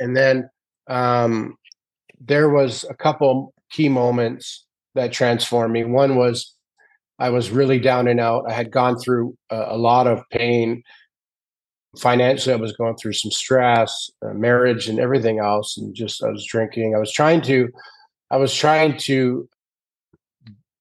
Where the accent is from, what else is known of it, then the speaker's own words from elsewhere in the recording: Canada; I grew up in Canada in a small town wanting to be a goal scorer and an NHL hockey player